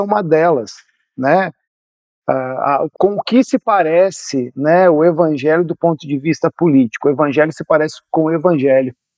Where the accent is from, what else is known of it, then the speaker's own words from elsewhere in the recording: Brazil; estou nos incluindo como brasileiros